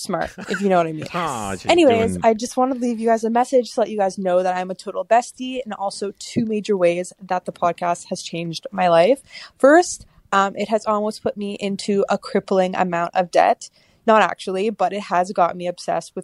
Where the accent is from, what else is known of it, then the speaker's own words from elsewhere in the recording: Canada; I am from Canada